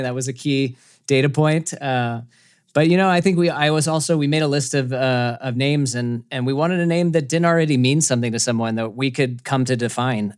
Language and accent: English; Atlanta, Georgia, United States; I grew up in Atlanta, Georgia